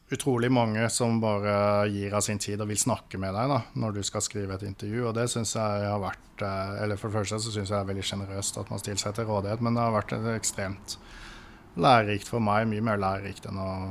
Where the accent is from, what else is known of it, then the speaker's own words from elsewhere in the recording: Birkeland, Agder, Norway; moved away; also born or lived in Oslo; Jeg er født og oppvokst på et lite tettsted som heter Birkeland. Ikke så langt fra Lillesand og Kristiansand.